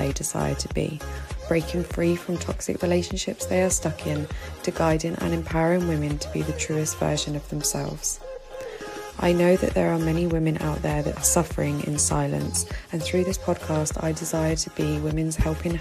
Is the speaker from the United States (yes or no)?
no; United Kingdom; moved away as an adult; now in Egypt; as a British woman living here in Egypt